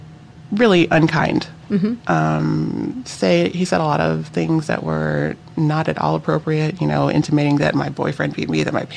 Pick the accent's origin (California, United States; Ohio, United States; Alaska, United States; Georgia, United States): Alaska, United States; moved away as an adult; also born or lived in Miami; I grew up in Alaska. My school was tiny.